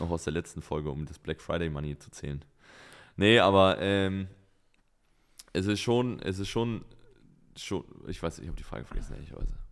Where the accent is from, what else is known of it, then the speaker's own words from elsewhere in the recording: Germany; als Deutscher